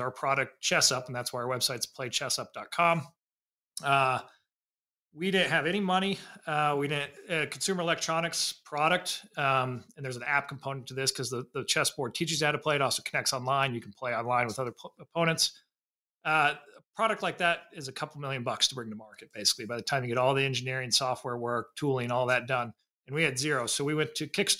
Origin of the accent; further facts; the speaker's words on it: Indiana, United States; I grew up in Indiana